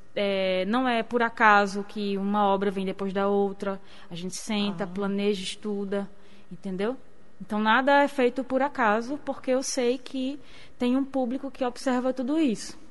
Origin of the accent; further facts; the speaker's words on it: Rio Grande do Norte coast, Brazil; also born or lived in Seridó / Caicó / Natal; eu sou de Siridó e morei minha vida inteira no litoral